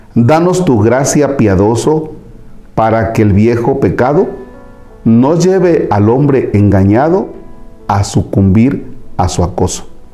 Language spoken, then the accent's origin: Spanish; Tomatlán, Veracruz, Mexico; moved away; en mi tierra, en Tomatlán, Veracruz